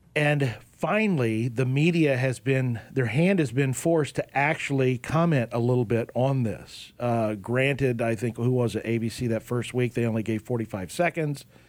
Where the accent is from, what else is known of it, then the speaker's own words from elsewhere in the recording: Oklahoma, United States; myself growing up in Oklahoma